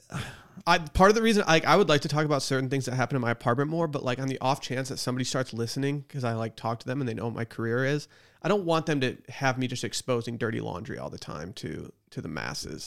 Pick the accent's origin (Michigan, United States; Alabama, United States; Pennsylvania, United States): Michigan, United States; Harbor Springs; born or raised there